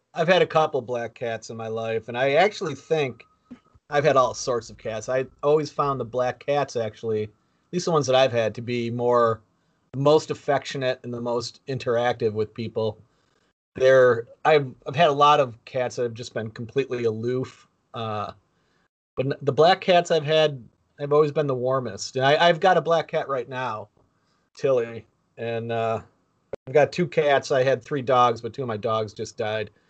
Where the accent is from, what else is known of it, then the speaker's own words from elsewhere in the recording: Buffalo, New York, United States; Jerry and I both grew up in Buffalo